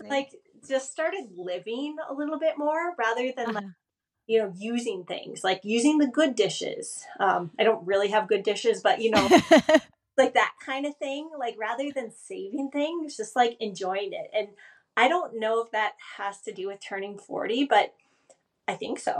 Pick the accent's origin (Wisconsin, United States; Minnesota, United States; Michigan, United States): Minnesota, United States; Forest Lake; now in Chamonix, France; where I grew up in Forest Lake, Minnesota